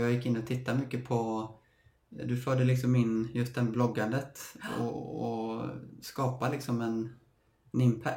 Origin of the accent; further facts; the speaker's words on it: Stenungsund, Västra Götaland, Sweden; moved away; also born or lived in Gothenburg; både du och jag är från Stenungsund